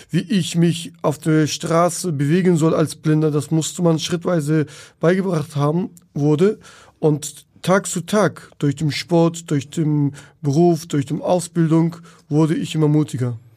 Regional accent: Turkey; German is a second language; now in Germany; Und äh, ich komme aus der Türkei damals, äh, auch in der Dorf, in der Stadt, wo ich in die Schule gegangen habe, hatte ich keine Unterstützung, keine Hilfe.

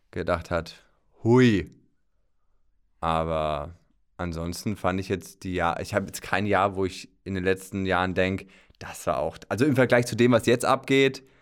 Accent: Rhön, Germany; ich muss dazu sagen, ich stamme aus der Rhön.

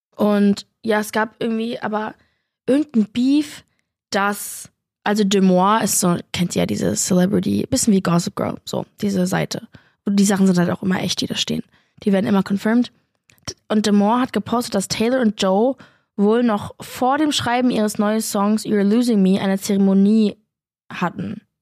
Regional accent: Berlin, Germany; Aber ich komme ja auch aus Berlin

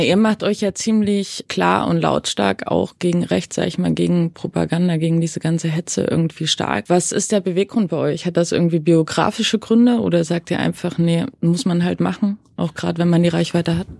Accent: Saxony, Germany; Also ich bin in Sachsen groß geworden, in so einem kleinen Dörfchen in Sachsen

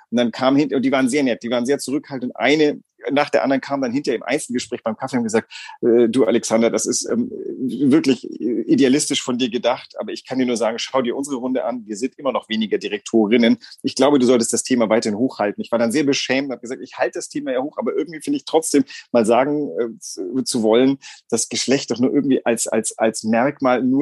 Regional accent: Greece; now in Germany; ich bin in Griechenland groß geworden.

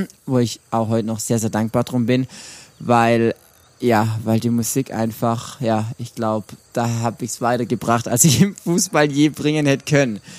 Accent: Swabia, Germany; accent: Swabian; Ja, ich bin ein Schwabe. Ich bin, das war jetzt gar nicht mal Schwäbisch, aber ich kann Schwäbisch schwätzen, das ist kein Problem, aber dann versteht mich ja keiner.

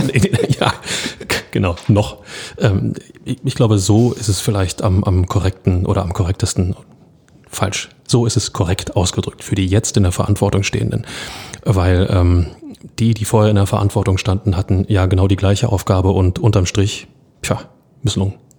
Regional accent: Berlin, Germany; Als Berliner

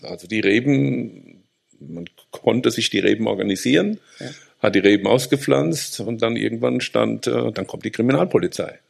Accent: Rhineland-Palatinate, Germany; bei uns in der Pfalz

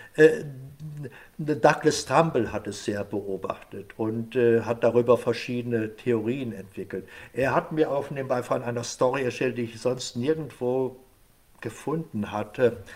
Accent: Germany; als Deutscher

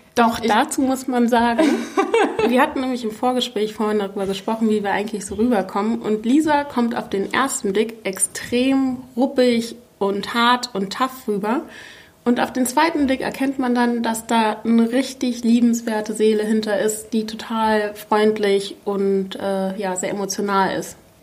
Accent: Berlin, Germany; in Schöneberg

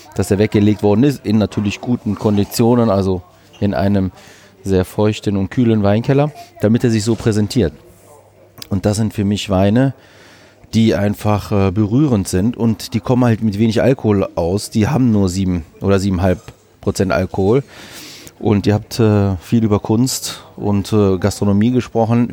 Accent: Düsseldorf, North Rhine-Westphalia, Germany; also born or lived in Greece; ich bin Düsseldorfer Grieche

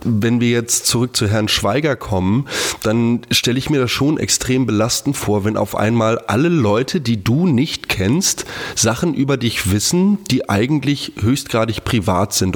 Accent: Hamburg, Germany; moved away; ist ja auch meine Geburtsstadt

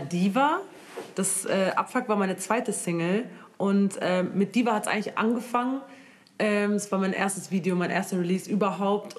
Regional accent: Germany; ich bin aus Deutschland

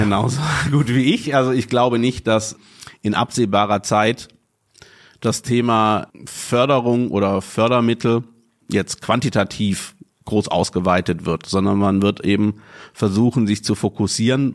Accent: Southern Germany, Germany; moved away as an adult; now in Ruhr area, Germany; ich bin ja auch nicht äh, gebürtig aus dem Ruhrgebiet, sondern aus Süddeutschland vor mehr als zehn Jahren hierher gezogen

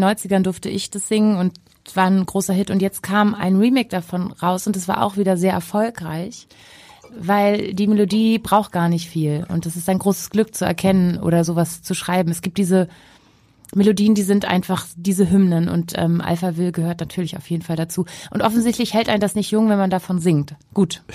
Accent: Hamburg, Germany; ich bin in Hamburg-Jenfeld groß geworden, mhm. also im Osten

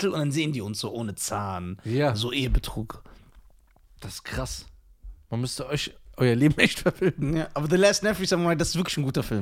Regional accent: India; Auch als Inder. Ich, wenn ich so meine Haare glätte.

